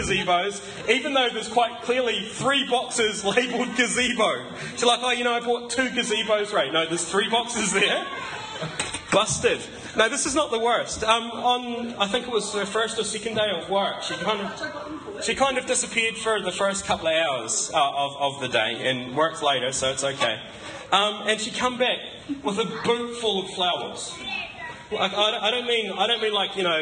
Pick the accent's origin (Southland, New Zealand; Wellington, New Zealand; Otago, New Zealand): Southland, New Zealand; Gore; now in Wanaka, New Zealand; I come from Gore